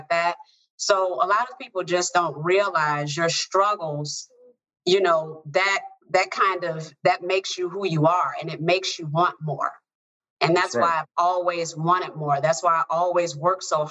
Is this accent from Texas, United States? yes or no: no; Chicago, Illinois, United States; I grew up in the south side of Chicago